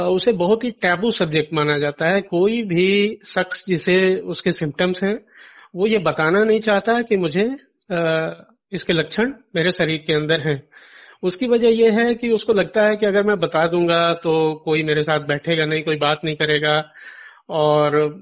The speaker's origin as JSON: {"language": "Hindi", "area": "Bankata block, Deoria district", "region": "Uttar Pradesh", "country": "India", "said": "जिस ब्लॉक में मेरा गांव आता है बनकटा उसमें 75 गांव हैं"}